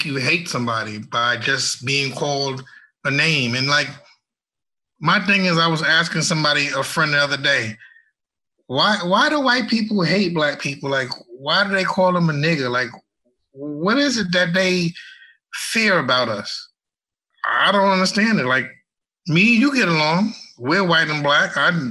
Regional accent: New York City, New York, United States; I grew up in Brooklyn, New York, middle class family

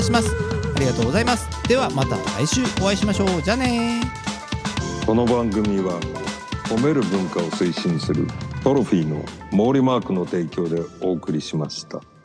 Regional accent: Kobe, Hyogo, Japan; 私神戸っ子

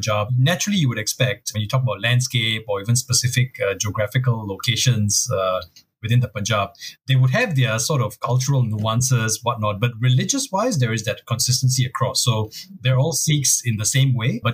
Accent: Singapore; growing up in Singapore for in the early mid-80s

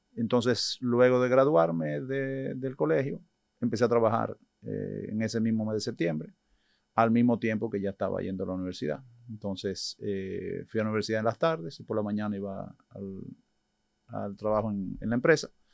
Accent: Dominican Republic; nacido y criado aquí en República Dominicana, aunque mis padres son inmigrantes españoles

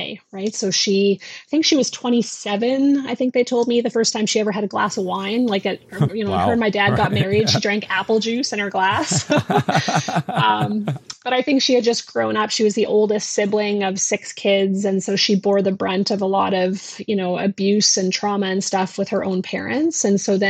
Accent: Newfoundland and Labrador, Canada; We grew up in Labrador in a small town.

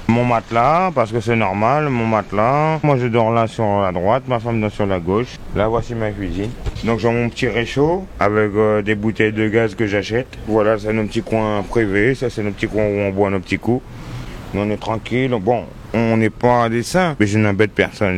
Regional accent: Guadeloupe; now in France; chez nous en Guadeloupe

